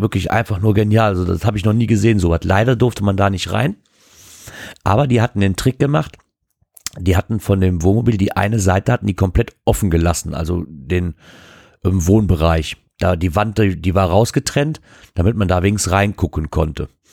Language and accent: German; Wassenberg, North Rhine-Westphalia, Germany; bei uns in Wassenberg